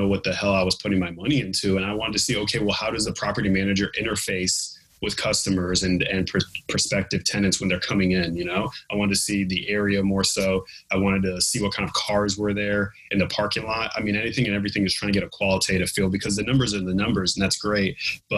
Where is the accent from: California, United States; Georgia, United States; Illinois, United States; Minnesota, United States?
California, United States; my home state of California